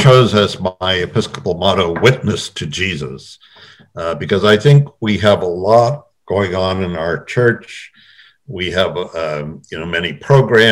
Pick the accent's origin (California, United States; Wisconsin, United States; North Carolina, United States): California, United States; Bay Area of; moved away as an adult; also born or lived in Oakland, California; now in Honolulu, United States; I was born in Honolulu, 1949, and my family has been in Hawaii for 150 years. But when I was a year old, my parents moved to California. So I grew up in the Bay Area of California